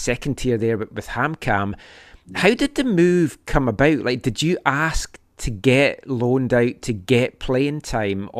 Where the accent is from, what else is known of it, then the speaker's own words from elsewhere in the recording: Scotland, United Kingdom; now in Vancouver, Canada; growing up in Scotland.